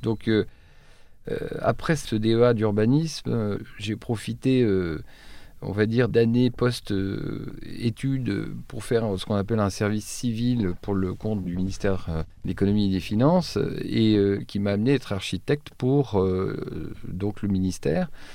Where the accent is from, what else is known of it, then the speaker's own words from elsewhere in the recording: Troyes, Grand Est, France; moved away; je suis originaire de Troyes, je ne sais pas si vous connaissez Troyes, c'est en Champagne.